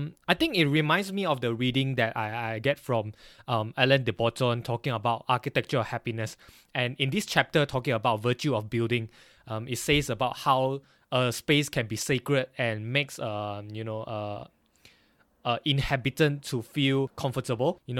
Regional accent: Banting, Selangor, Malaysia; now in Glasgow, United Kingdom; I'm not really from KL, but I'm from Banting, Klang

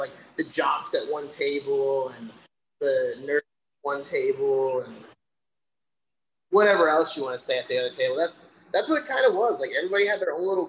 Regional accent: Indianapolis, Indiana, United States; moved away as an adult; now in Mesa, United States; I'm actually born and raised in Indianapolis, Indiana. Lived there for 27 years

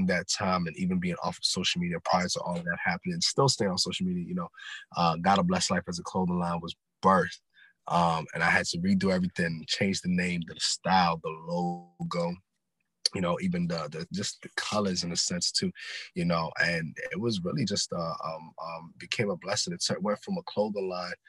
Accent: Silver Spring, Maryland, United States; also born or lived in Ghana; Born and raised in Silver Spring, Maryland, originally from Ghana, West Africa

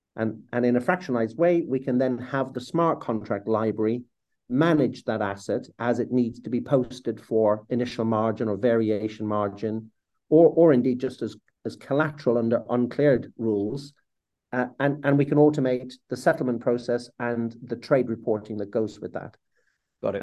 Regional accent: Ireland; as an Irishman

